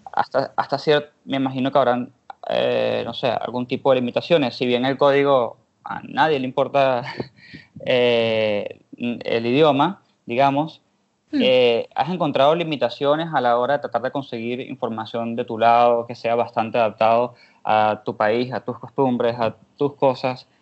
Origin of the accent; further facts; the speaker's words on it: Venezuela; now in Argentina; yo estoy en Argentina, pero yo soy de Venezuela